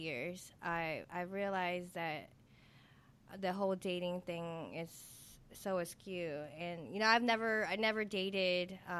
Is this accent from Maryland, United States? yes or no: yes; Silver Spring, Maryland, United States; moved away as an adult; now in New Orleans, United States; was born and raised in Silver Spring, Maryland